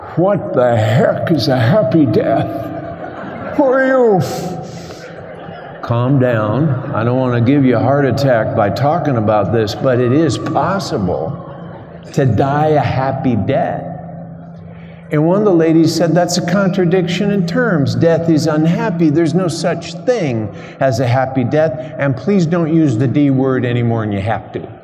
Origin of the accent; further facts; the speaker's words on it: Alabama, United States; I'm a priest from Alabama